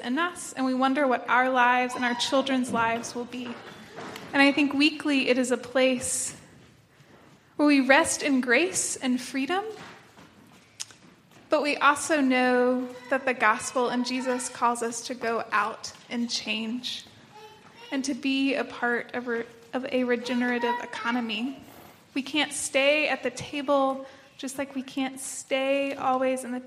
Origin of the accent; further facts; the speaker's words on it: 30 minutes outside of Knoxville, East Tennessee, United States; moved away as an adult; now in North Carolina, United States; I'm from East Tennessee, 30 minutes outside of Knoxville